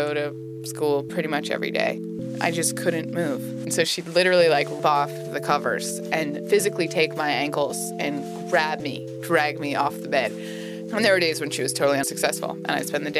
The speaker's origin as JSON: {"language": "English", "town": "Norwich", "region": "Vermont", "country": "United States", "moved": "yes", "said": "I'm from Norwich, Vermont"}